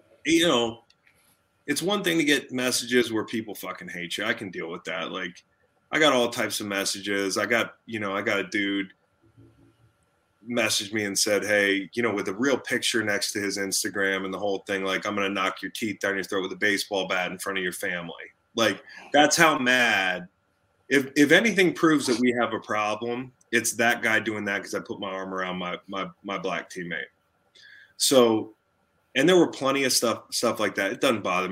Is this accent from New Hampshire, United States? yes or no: no; Charlottesville, Virginia, United States; in my hometown